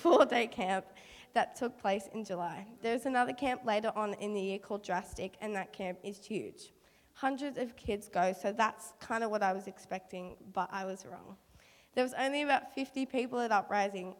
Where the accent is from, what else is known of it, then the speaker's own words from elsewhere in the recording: Bundeena, New South Wales, Australia; my hometown, Bundina.